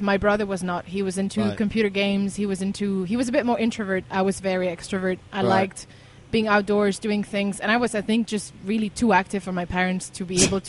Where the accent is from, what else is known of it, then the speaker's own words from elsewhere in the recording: Switzerland; moved away; I come from Switzerland. I was born and raised in a small town very close to the mountains.